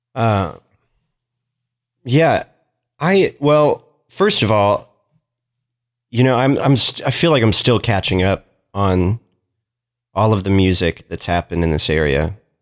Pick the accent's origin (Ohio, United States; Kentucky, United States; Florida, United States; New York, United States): Kentucky, United States; Lexington; also born or lived in Portland, Oregon; my family moved to Kentucky when I was six. And, um, so I was raised here, grew up in Lexington, didn't leave Lexington too much